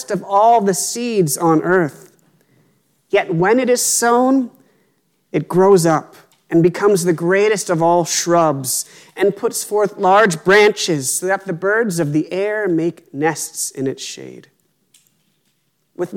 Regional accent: Pennsylvania, United States; Growing up in Pennsylvania, my family owned about 2 acres of land

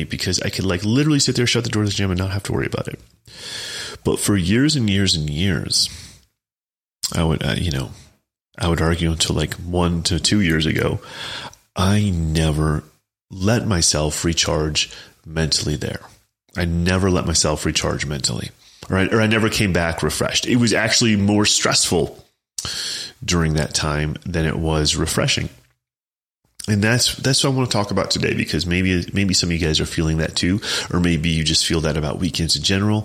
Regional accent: Chicago, Illinois, United States; also born or lived in Champaign, Illinois / Cape Girardeau, Missouri; I'm from the Chicago suburbs

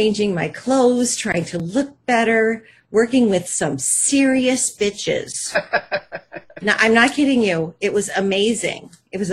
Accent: Buffalo, New York, United States; moved away; I grew up in Buffalo, New York, and my father was the number one DJ in the city

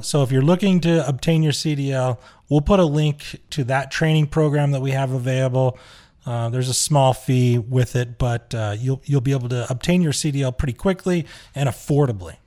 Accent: Huntsville, Utah, United States; my hometown, Huntsville, Utah

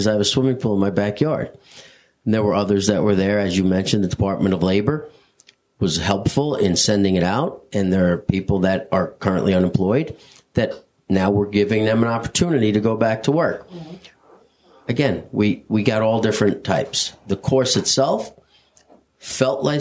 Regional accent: East Northport, New York, United States; I grew up in East Northport

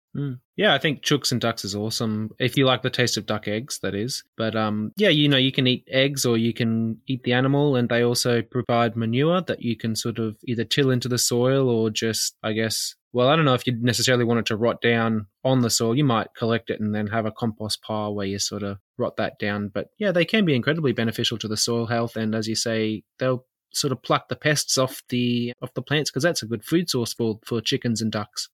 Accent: Queensland, Australia; growing up in Queensland

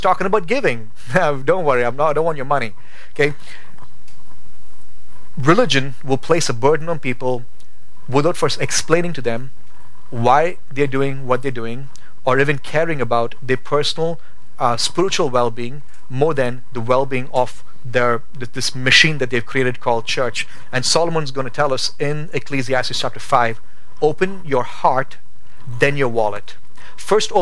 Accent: India; now in Boise, United States; as an Indian, my V's and W's, they're messed up

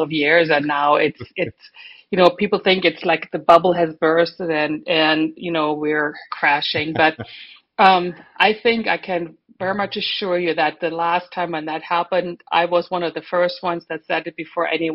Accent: Germany; moved away as an adult; now in Florida, United States; I'm German. And my husband and I moved to Florida in 1995

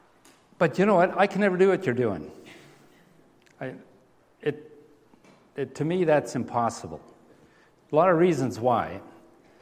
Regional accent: Steinbach, Manitoba, Canada; moved away; we grew up in Steinbeck

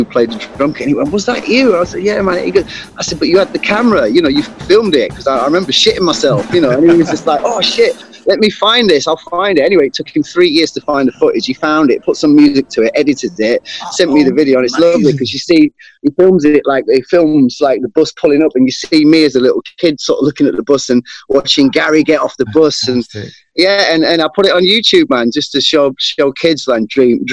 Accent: Sheffield, Yorkshire and the Humber, United Kingdom; moved away as an adult; also born or lived in London; I was brought up in Sheffield

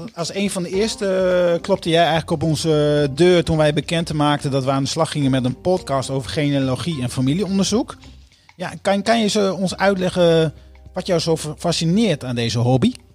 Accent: Groningen, Netherlands; Geboortejaar 1978, geboorteplaats Groningen

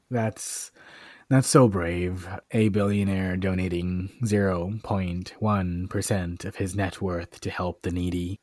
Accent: Washington, United States; moved away as an adult; now in Atlanta, United States; I knew a lot about my my home state

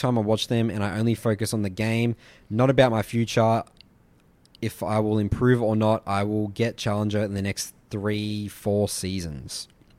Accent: Poland; English is a second language; I'm 17 and I'm from Poland.

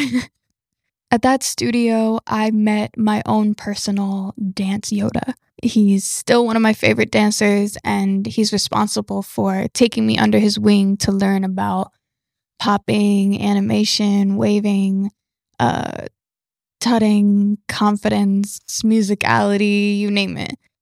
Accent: Georgia, United States; also born or lived in Florida; We relocated to Georgia

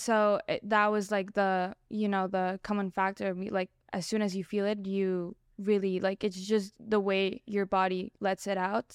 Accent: Colombia; moved away; I grew up in Colombia. My parents were all Mexican

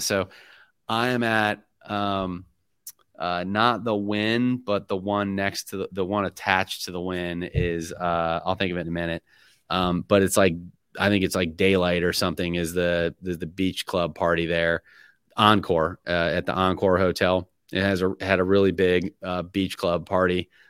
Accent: Middleburg, Florida, United States; I'm from Middleburg, Florida.

